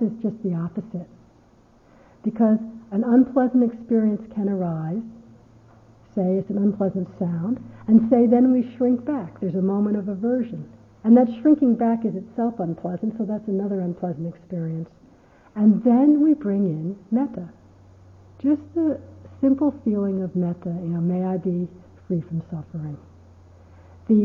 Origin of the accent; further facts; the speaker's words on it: United States; I'm American